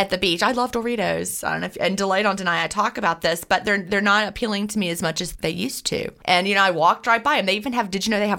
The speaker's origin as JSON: {"language": "English", "town": "Augusta", "region": "Georgia", "country": "United States", "tie": "born or raised there", "said": "I was born in Augusta, Georgia, and I'm coming to you from Augusta, Georgia right this minute."}